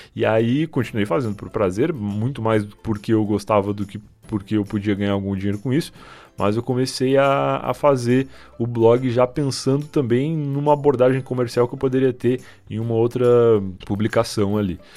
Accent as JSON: {"language": "Portuguese", "town": "Rio Grande", "region": "Rio Grande do Sul", "country": "Brazil", "tie": "born or raised there", "moved": "as an adult", "lives_now": "Osasco, Brazil", "said": "lá em Rio Grande, a cidade onde eu nasci"}